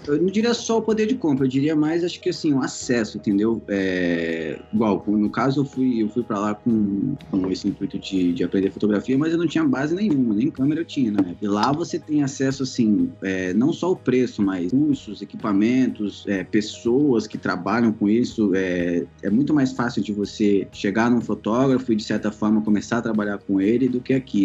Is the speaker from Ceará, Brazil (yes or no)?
yes; Ceará, Brazil; moved away; also born or lived in Cotia; eu sou cearense